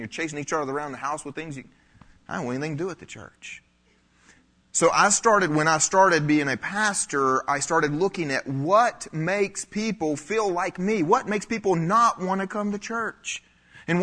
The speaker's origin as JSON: {"language": "English", "region": "South Carolina", "country": "United States", "tie": "born or raised there", "said": "I grew up in the South"}